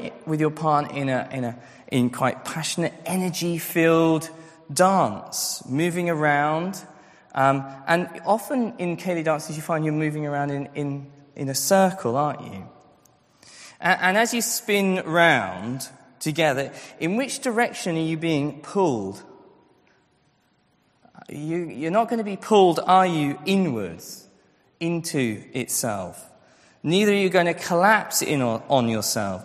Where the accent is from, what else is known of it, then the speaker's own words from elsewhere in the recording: Scotland, United Kingdom; I grew up in Scotland